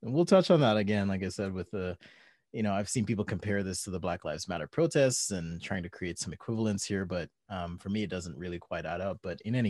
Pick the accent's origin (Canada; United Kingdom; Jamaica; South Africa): Jamaica; moved away; I grew up in Jamaica.